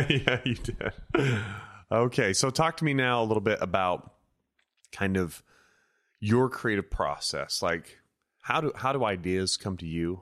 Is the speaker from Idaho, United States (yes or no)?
yes; Idaho, United States; I grew up in Idaho with just the three channels